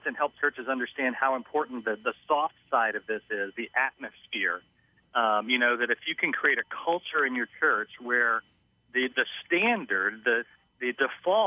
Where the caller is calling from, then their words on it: Orlando, Florida, United States; I'm calling from Orlando, Florida